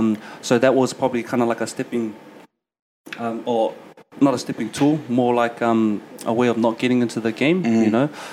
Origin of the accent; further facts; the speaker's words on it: Auckland, New Zealand; also born or lived in Tuvalu / Mangere, Auckland; But I was actually born here in Auckland in the 09. Let's go. Yeah, let's go. So, born and bred in Roskill, Mount Roskill, so Central Boy.